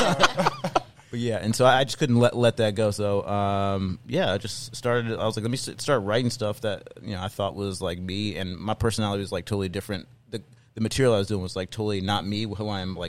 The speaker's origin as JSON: {"language": "English", "region": "East Coast", "country": "United States", "also_born_or_lived": "Washington, D.C.", "moved": "as an adult", "lives_now": "Chicago, United States", "said": "I'm originally from the East Coast, man. I started comedy in DC"}